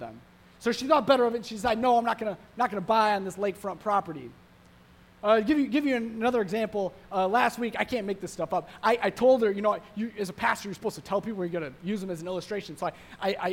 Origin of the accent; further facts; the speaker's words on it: Evanston, Illinois, United States; I grew up pretty close to the lake in Evanston.